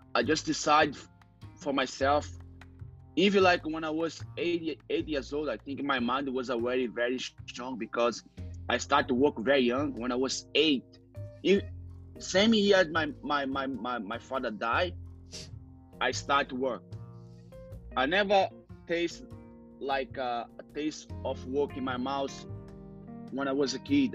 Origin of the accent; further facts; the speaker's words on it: Rio de Janeiro, Brazil; English is a second language; moved away as an adult; now in London, United Kingdom; I'm originally from Brazil, you know, Rio de Janeiro, but I'm from the favela, it's called Cantagalo